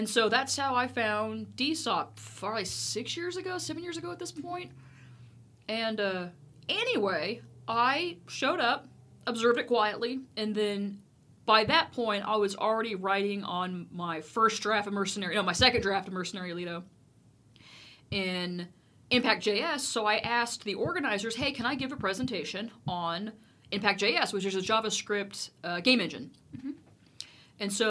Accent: Missouri, United States; moved away as an adult; also born or lived in Texas; now in Dallas, United States; I was born in Texas, and I came back to the motherland, so to speak. So I had spent most of 25 years of my life up in Missouri

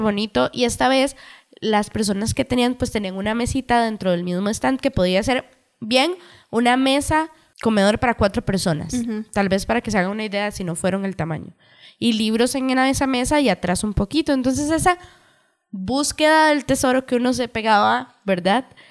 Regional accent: Cartago, Costa Rica; Nosotras somos de Cartago.

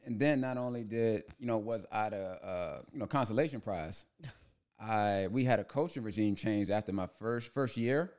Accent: Prince George's County, Maryland, United States; moved away as an adult; also born or lived in Hempstead, New York; growing up in Prince George's County

